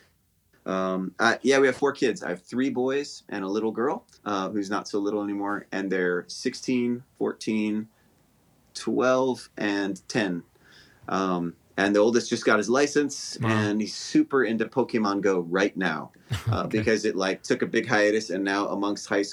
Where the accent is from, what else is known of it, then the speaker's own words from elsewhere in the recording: Honolulu, Hawaii, United States; moved away as an adult; also born or lived in Los Angeles, California; now in Alabama, United States; I grew up in Honolulu, Hawaii